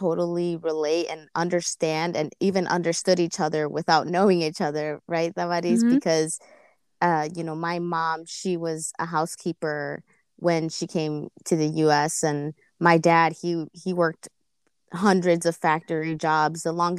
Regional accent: Chicago, Illinois, United States; born there; I was born here in Chicago, West Chicago suburbs.

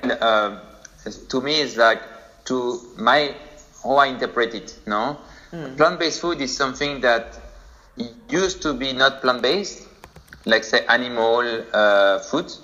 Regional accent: France; moved away as an adult; now in Singapore; So I'm from France, but been living for already like 3 years in Asia, specifically in Singapore now.

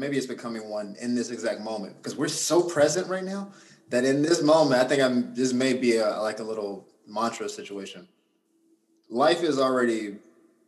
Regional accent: Gainesville, Florida, United States; also born or lived in Orlando, Florida; Gaines was my hometown. So my family's all there.

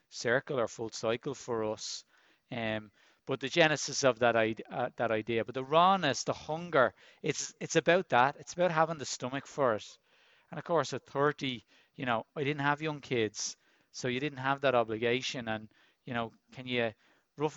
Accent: Dublin, Leinster, Ireland; I grew up in Finglas in Dublin, very much a working class area

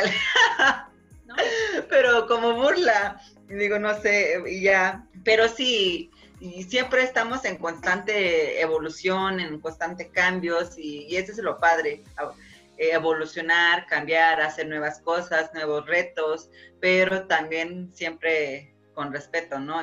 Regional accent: Oaxaca, Mexico; nosotros como oaxaqueños somos este, ricos en cultura

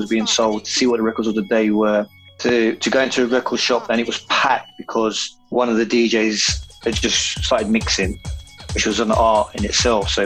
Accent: London, United Kingdom; I'm from Forest Gate

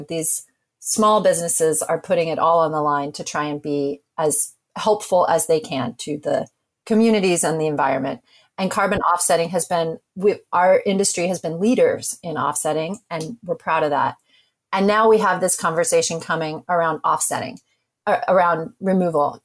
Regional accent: Alaska, United States; I grew up in Alaska.

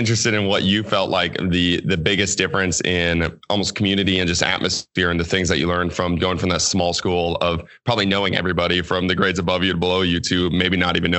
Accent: Gilman, Minnesota, United States; moved away as an adult; also born or lived in St. Paul, Minnesota; my hometown is Gilman, Minnesota, which is 260 people total.

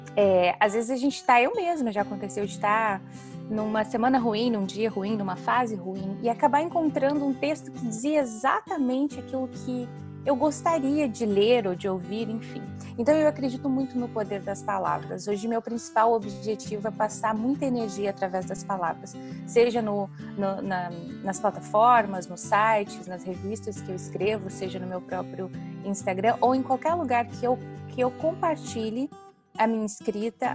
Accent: Paraná, Brazil; moved away as an adult; also born or lived in Mato Grosso; now in London, United Kingdom; eu nasci no Mato Grosso, mas eu me mudei para o Paraná. Um, acho que eu tinha dois anos de idade, talvez nem isso. Então, é, eu me considero mais paranaense

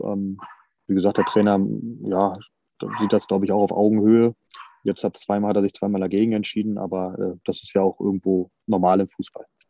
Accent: eastern Germany, Germany; ich komme aus dem Osten

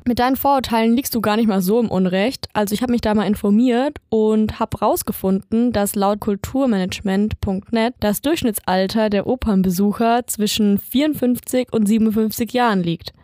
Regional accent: Lower Franconia, Bavaria, Germany; bin einundzwanzig Jahre alt und komm gebürtig aus Unterfranken

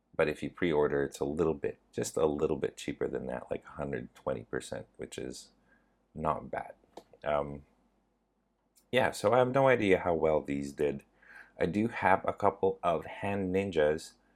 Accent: Canada; I am from Canada, and I am Asian

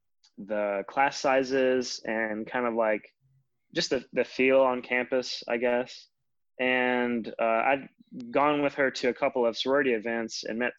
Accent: Richlands, Virginia, United States; because Roanoke was only about a 2-hour drive, I guess, from my hometown in Richlands.

